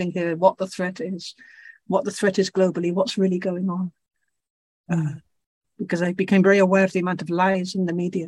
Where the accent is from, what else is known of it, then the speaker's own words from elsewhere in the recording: Belgium; also born or lived in England; I'm English, born, but grew up in Belgium from age 9 or something